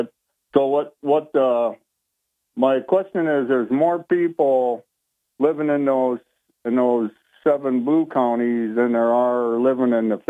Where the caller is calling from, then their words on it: Vestal, New York, United States; I'm calling from Vestal.